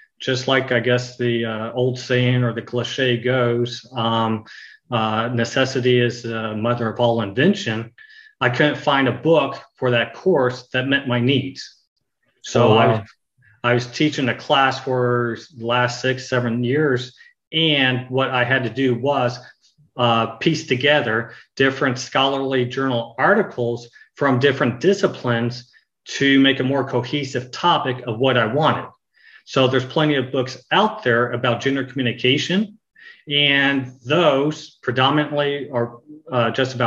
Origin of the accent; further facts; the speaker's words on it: Bedford, Texas, United States; I grew up in Texas, in Bedford, Texas